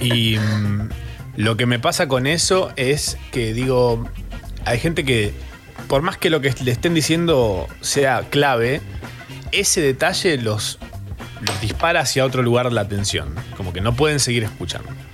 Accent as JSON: {"language": "Spanish", "country": "Argentina", "said": "todas esas cosas que nos representan como argentinos"}